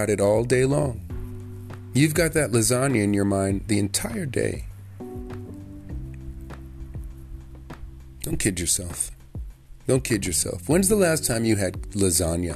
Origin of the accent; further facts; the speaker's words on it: Jamaica; as a Jamaican